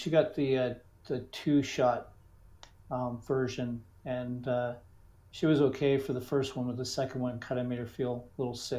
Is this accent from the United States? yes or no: yes; United States; also born or lived in Lubbock, Texas / New Hampshire / Arizona; No, I grew up in the United States. I was 15 by the time I stayed in one place longer than 3 years.